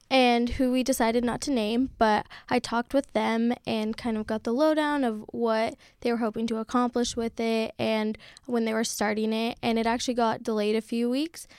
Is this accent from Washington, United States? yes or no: yes; Seattle, Washington, United States; moved away as an adult; now in San Francisco, United States; I'm from Seattle, Washington